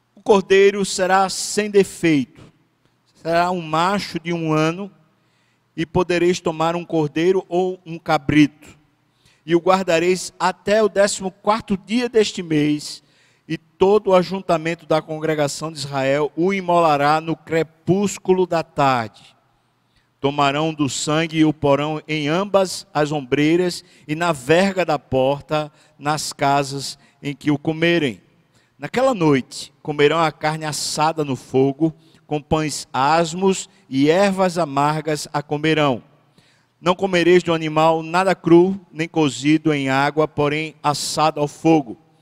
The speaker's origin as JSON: {"language": "Portuguese", "country": "Brazil", "said": "Eu moro aqui. Eu sou brasileiro"}